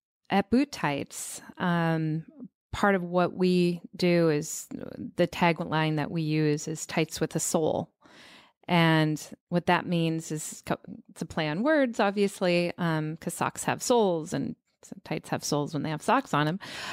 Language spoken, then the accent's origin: English; Seattle, Washington, United States; Well, I come from Seattle